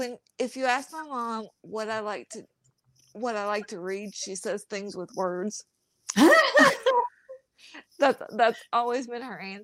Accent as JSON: {"language": "English", "region": "Kentucky", "country": "United States", "accent": "Southern", "said": "I am from Kentucky."}